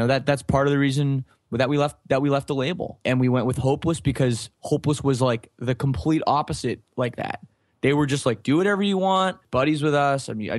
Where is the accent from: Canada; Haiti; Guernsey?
Canada; And for us, it's like, well, we're from Canada, you know, but we didn't understand at the time.